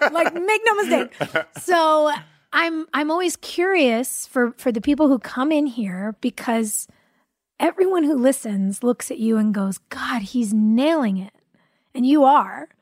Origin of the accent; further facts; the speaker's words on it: California, United States; I grew up in California